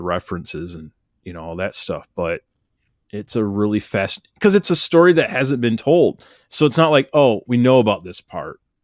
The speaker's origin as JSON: {"language": "English", "country": "United States", "said": "as an American"}